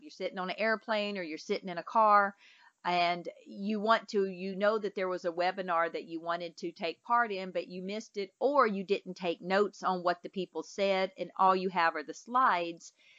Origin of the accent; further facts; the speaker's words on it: Mississippi, United States; I'm from Mississippi